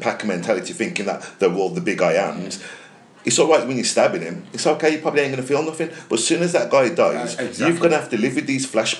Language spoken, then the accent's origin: English; Birmingham and Wolverhampton, West Midlands, United Kingdom; growing up in Birmingham and Wolverhampton